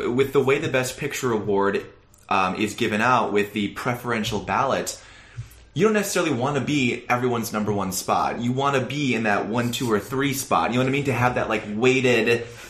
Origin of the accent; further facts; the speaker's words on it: Iowa, United States; talk about my home state.